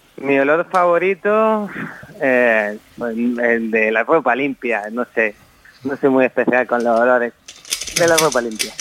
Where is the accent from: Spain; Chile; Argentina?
Spain; a village next to Torrenueva, Granada, Andalusia; Yo soy de un pueblo de al lado de Torrenueva